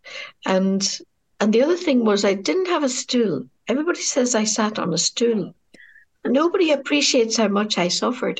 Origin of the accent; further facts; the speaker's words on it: Derry, Northern Ireland, United Kingdom; the people of my hometown